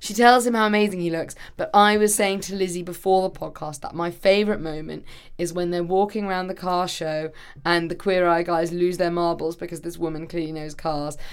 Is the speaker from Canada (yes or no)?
no; England, United Kingdom; as an English person